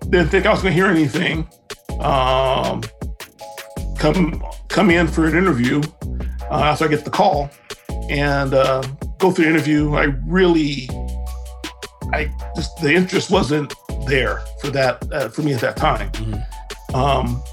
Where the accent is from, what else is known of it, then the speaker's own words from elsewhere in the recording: Compton, California, United States; grew up in Compton